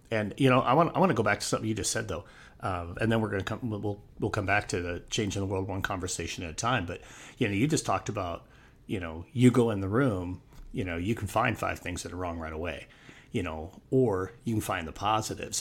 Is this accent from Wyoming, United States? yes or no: yes; Wyoming, United States; moved away as an adult; also born or lived in Northwest Arizona; moved back to my home state of Wyoming